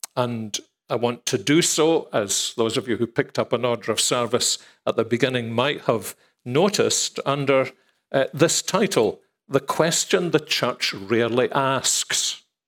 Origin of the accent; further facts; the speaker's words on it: Scotland, United Kingdom; if we're Scottish